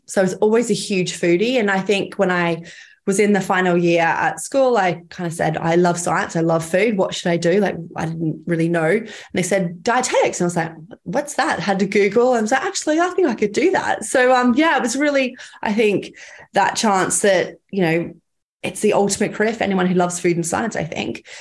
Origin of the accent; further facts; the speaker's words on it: Cairns, Queensland, Australia; I grew up in Cairns, quite a, a small town